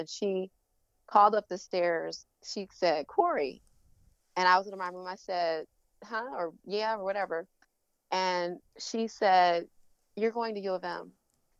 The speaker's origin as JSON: {"language": "English", "town": "Detroit", "region": "Michigan", "country": "United States", "tie": "born or raised there", "also_born_or_lived": "Chicago, Illinois", "moved": "as an adult", "lives_now": "North Carolina, United States", "said": "Growing up in Detroit"}